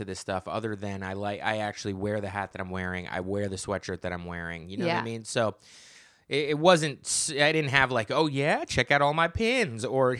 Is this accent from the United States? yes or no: yes; New Jersey, United States; I grew up in New Jersey, same climate.